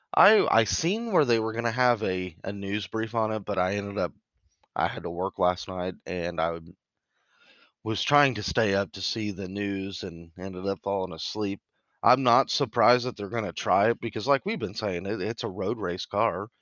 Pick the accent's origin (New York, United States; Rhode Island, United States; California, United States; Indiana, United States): Indiana, United States; we're both from Indiana